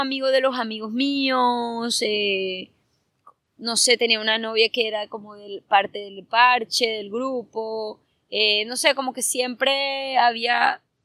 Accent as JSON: {"language": "Spanish", "town": "Santa Marta", "region": "Magdalena", "country": "Colombia", "also_born_or_lived": "Bogotá / Argentina / New York", "moved": "yes", "said": "Yo soy de Santa Marta, pero yo vivía en diferentes partes. Yo vivía en Bogotá, en Argentina, en Nueva York."}